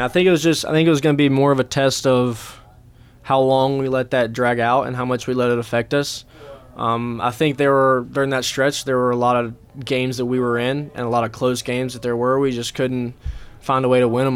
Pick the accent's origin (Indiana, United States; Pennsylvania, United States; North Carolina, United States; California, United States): North Carolina, United States; Hickory; my hometown in Hickory